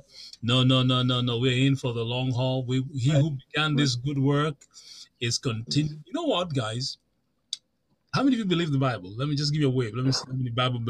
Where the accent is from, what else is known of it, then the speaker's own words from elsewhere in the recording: Kenya; I'm from Kenya.